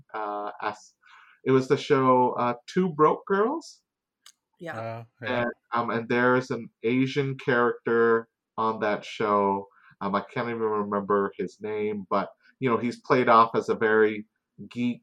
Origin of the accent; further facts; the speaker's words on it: Surrey, British Columbia, Canada; born and raised in Surrey, BC